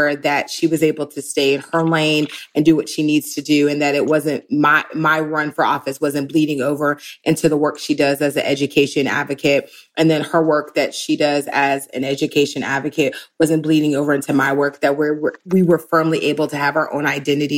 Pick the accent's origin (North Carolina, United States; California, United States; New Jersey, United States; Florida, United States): Florida, United States; Pinellas County; I'm from Pinellas County. So everyone's like, was that Tampa? It is absolutely not. So Pinellas County is Clearwater, St. Pete, Tarpon Springs